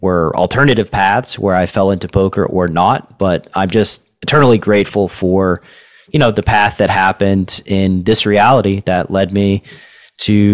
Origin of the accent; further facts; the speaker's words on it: Tennessee, United States; moved away as an adult; my home state